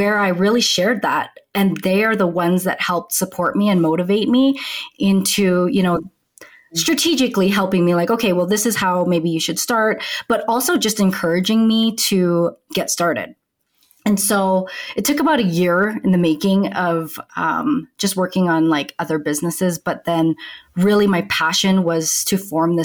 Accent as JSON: {"language": "English", "country": "Canada", "moved": "as an adult", "lives_now": "Denver, United States", "said": "I'm originally from Canada"}